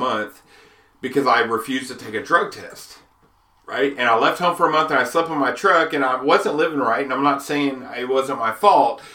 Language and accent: English; United States; an American